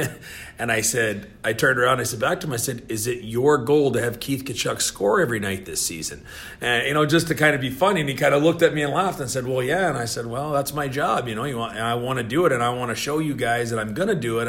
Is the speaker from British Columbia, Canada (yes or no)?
no; Moose Jaw, Saskatchewan, Canada; moved away as an adult; also born or lived in Minot, North Dakota / Worcester, Massachusetts; now in St. Louis, United States; I played two years in my hometown of Moose